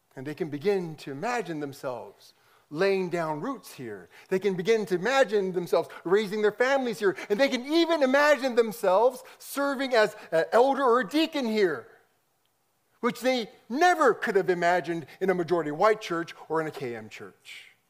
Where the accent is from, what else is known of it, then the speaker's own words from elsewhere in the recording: United States; growing up in America, I was a, I was a minority and majority white culture